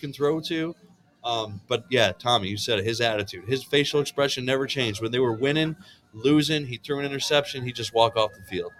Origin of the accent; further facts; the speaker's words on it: Chicago, Illinois, United States; moved away as an adult; now in Florida, United States; Illinois. I was born and raised in Chicago.